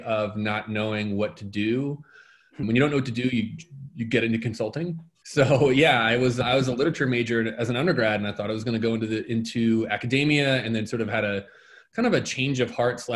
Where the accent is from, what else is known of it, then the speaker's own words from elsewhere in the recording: Delaware County outside of Philly, Pennsylvania, United States; my hometown, I'm from Delaware County outside of Philly